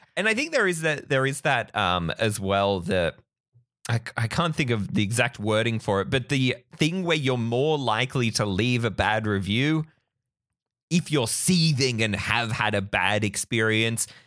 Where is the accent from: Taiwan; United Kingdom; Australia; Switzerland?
Australia; we're Australian enthusiasts